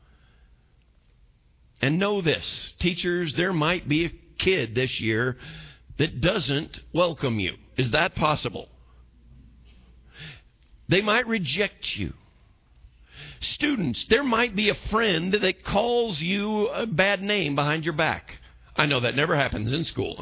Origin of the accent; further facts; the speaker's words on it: United States; I'm American.